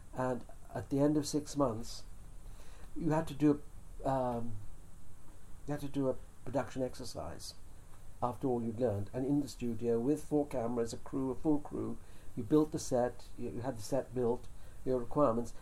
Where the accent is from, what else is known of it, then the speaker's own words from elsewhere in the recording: England, United Kingdom; also born or lived in India; I was born in India but brought up in England